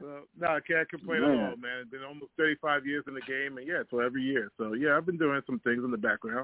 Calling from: Toronto, Ontario, Canada; I'm calling in from Toronto

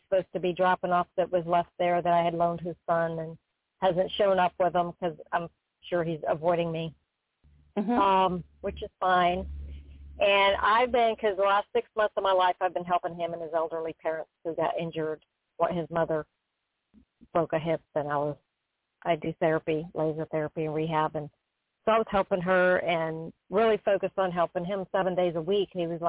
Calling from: Florida, United States; from Florida.

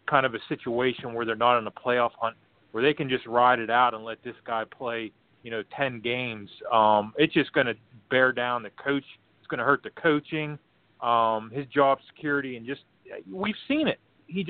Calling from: Pittsburgh, Pennsylvania, United States; Hey, … in Pittsburgh, but I'm a lifelong Bears fan.

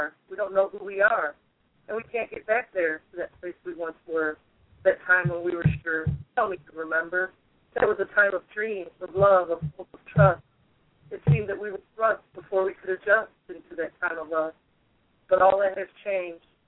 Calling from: Limestone, Tennessee, United States; I'm calling from Limestone, Tennessee.

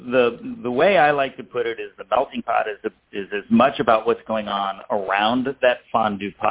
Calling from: Tampa, Florida, United States; Uh, Tampa, Florida. That's where our restaurant support center is located.

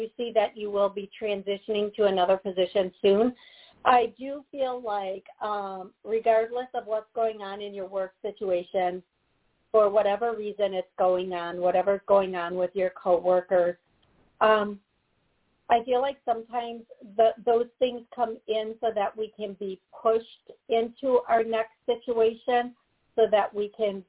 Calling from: Florida, United States; in Florida, and thank you so much for taking my call.

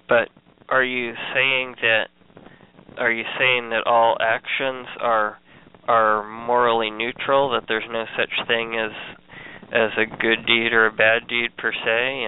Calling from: Missouri, United States; in Missouri.

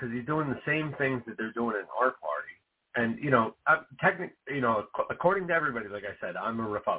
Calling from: New Jersey, United States; New Jersey.

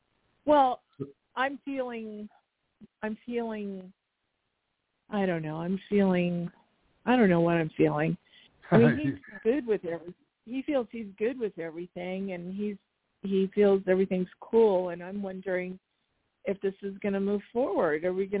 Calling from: Arizona, United States

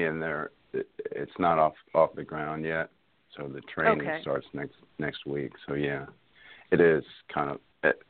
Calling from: North Carolina, United States; calling from North Carolina.

